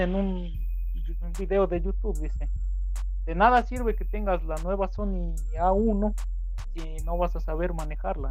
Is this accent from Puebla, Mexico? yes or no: yes; Puebla, Mexico; aquí donde soy es un pueblo pequeñito